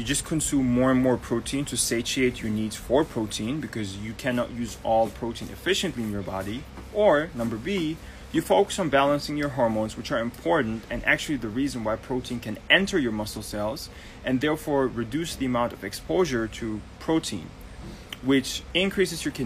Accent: Germany; now in Barbados; I'm Turkish Georgian, but right now I'm in Barbados, born and raised in Germany.

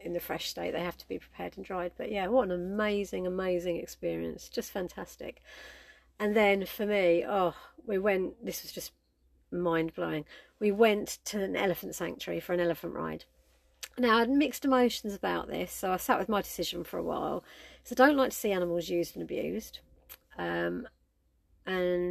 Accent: United Kingdom; we are British

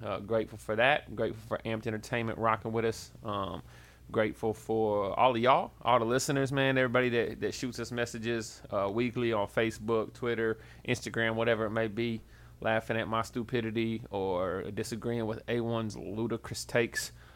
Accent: Tennessee, United States; now in Kansas City, United States; I'm from Tennessee

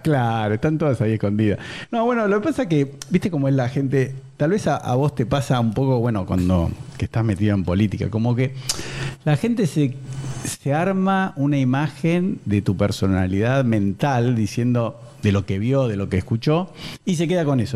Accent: Buenos Aires, Argentina; soy de Belgrano Capital

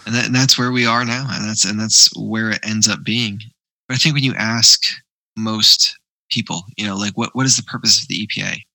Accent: United States; I grew up near near the Hudson where they were doing um, PCB cleanup

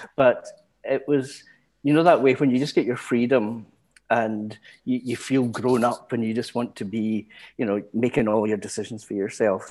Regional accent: Glasgow, Scotland, United Kingdom; I was born in the East End of Glasgow and raised there.

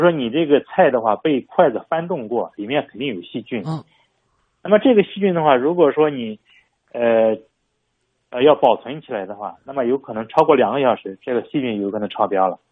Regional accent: China; 我们中国人现在 喜欢自制各种东西

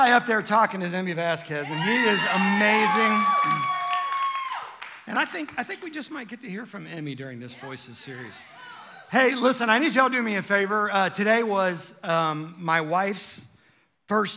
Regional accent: Cincinnati, Ohio, United States; moved away; I'm from Cincinnati originally

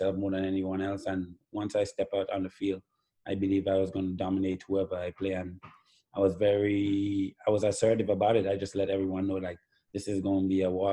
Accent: Grenada; even as a young boy growing up in Grenada

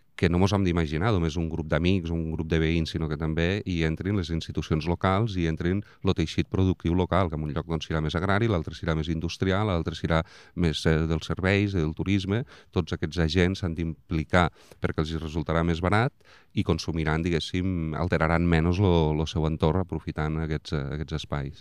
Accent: Vandellòs, Catalonia, Spain; haver nascut a Vandellós

